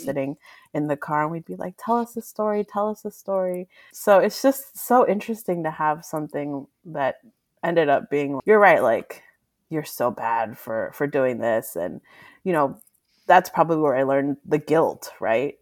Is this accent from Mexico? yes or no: yes; Mexico; moved away; I was born in Mexico. My family is Mexican